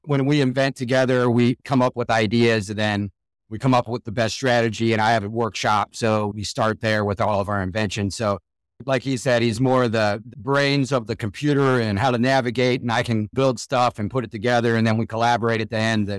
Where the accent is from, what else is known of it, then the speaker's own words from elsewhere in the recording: Canton, Ohio, United States; I'm from Canton, Ohio, born and raised here.